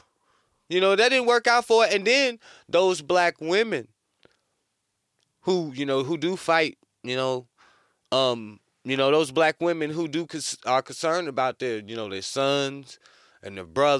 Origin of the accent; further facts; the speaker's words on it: North Carolina, United States; moved away; I'm from North Carolina